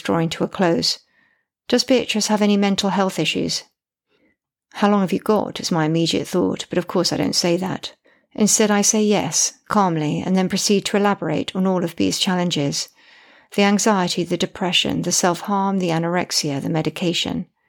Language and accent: English; United Kingdom; I'm British and female